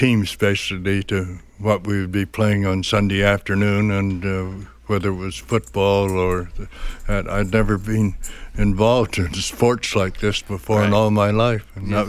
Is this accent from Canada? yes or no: yes; Western Canada, Canada; also born or lived in Chicago; Well, I was born in Chicago to start with, and my parents were Canadian, and my father just happened to be working there at the time, and I was taken back into Canada basically when I was, well, even before I was a year old. And I've lived out west most of my life